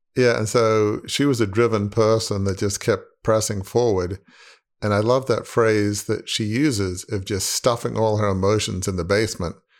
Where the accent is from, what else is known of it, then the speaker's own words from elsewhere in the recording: Australia; moved away as an adult; now in United States; growing up in Australia, sure, we had, you know, Christmas, uh, but we did not have Thanksgiving.